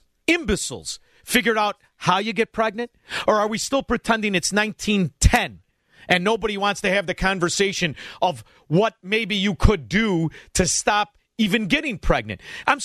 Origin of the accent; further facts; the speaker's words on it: Melrose Park, Illinois, United States; I'm from Melrose